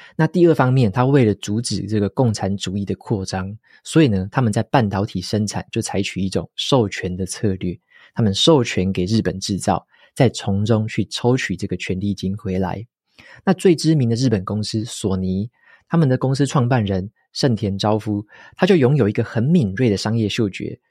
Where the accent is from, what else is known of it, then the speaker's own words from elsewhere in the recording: Taiwan; 特别是身为台湾人的我们